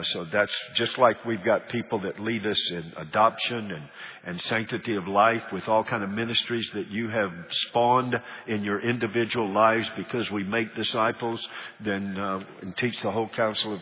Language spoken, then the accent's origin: English; North Carolina, United States; now in Alabama, United States; my home state, North Carolina, although I consider Alabama my home state now.